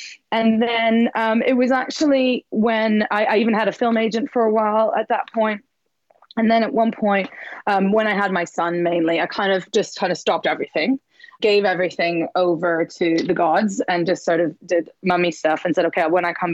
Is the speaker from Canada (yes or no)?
yes; Montreal, Quebec, Canada; moved away as an adult; now in London, United Kingdom; I'm from Montreal, which is in the east side of Canada in the French bit